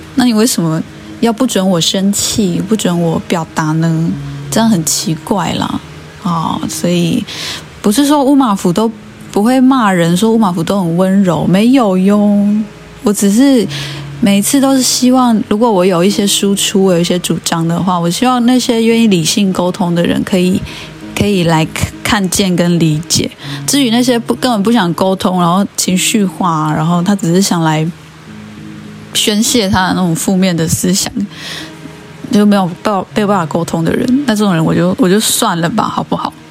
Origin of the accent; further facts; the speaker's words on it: Taiwan; 这些事情并不是身为原住民的我已经停止思考的事情